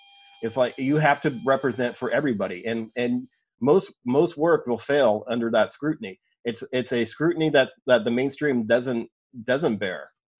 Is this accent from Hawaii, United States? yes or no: no; San Diego, California, United States; also born or lived in North Texas; I didn't exactly grow up in L.A., but, like, I have family that lives there, and I grew up in San Diego and North Texas